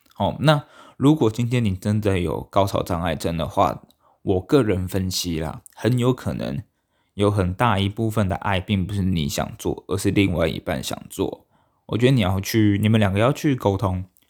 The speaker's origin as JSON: {"language": "Chinese", "country": "Taiwan", "said": "我们台湾人呢"}